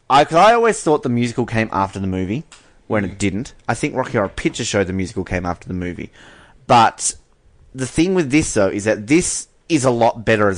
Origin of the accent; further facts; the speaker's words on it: Australia; As an Australian, like, again, beloved in our home country